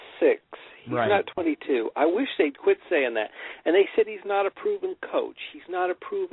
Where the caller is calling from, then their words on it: Indianapolis, Indiana, United States; I'm calling from Indianapolis, Indiana.